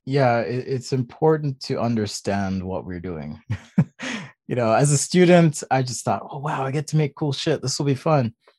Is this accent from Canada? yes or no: no; Jamaica; also born or lived in California; now in Utah, United States; I'm actually from Jamaica. That's where I was born